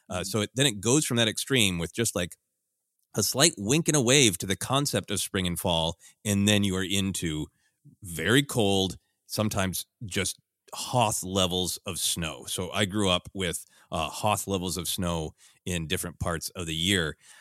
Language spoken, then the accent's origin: English; Minnesota, United States; also born or lived in Portland, Oregon; I grew up in largely in Minnesota, briefly lived in Portland, Oregon.